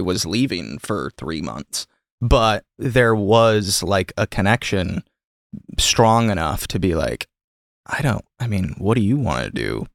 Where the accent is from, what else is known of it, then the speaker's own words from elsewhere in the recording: Michigan, United States; now in Los Angeles, United States; I'm from Michigan, so Stafford